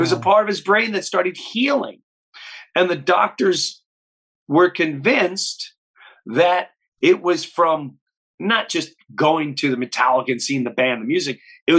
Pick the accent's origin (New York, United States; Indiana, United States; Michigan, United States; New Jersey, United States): New York, United States; Long Island; also born or lived in Florida; So I grew up in Long Island, and then my parents did the law. They retire. They moved to Florida.